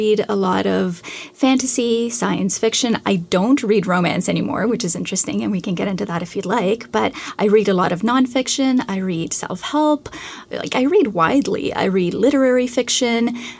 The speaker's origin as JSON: {"language": "English", "country": "Canada", "said": "I'm Canadian, so I had to read a great deal of Canadian literature."}